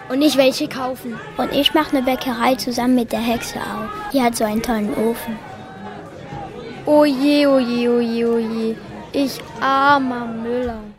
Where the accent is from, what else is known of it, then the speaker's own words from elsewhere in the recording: Hamburg, Germany; bin zehn Jahre alt und wir kommen aus Hamburg.